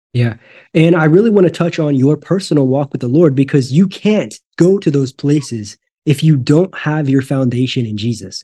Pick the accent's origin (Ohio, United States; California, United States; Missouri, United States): Missouri, United States; Northwest; moved away; I grew up in Northwest Missouri, and that was my goal to get out of here. And I did